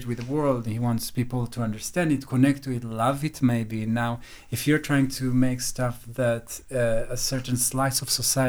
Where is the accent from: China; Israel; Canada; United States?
Israel; Jerusalem, Jerusalem District; moved away as an adult; now in London, United Kingdom; I came from Jerusalem, from, I don't know if I can define what kind of family, but not rich